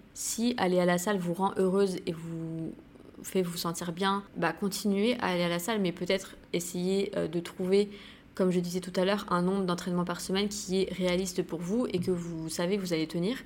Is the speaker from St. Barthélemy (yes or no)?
yes; St. Barthélemy; now in Bali, Indonesia; Saint-Barth, c'est là d'où je viens, c'est là euh, où j'ai grandi